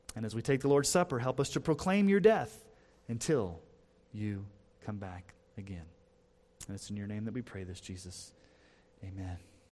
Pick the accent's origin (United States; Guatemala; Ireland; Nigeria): United States; as an American Christian